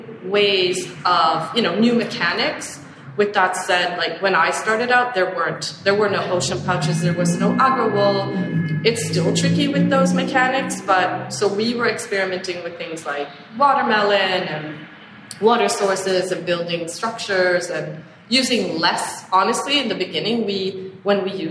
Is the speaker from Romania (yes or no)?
no; Sweden; now in New York, United States; I grew up in Sweden foraging